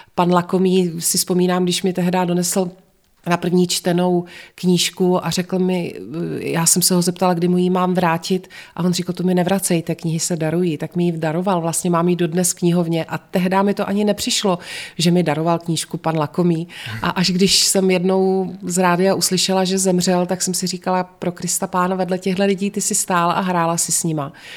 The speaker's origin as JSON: {"language": "Czech", "town": "Znojmo", "region": "South Moravian Region", "country": "Czechia", "tie": "born or raised there", "moved": "as an adult", "lives_now": "Prague, Czech Republic", "said": "Já jsem se ve Znojmě narodila, ve Znojmě jsem až do svých 18 let chodila do školy, studovala jsem tady"}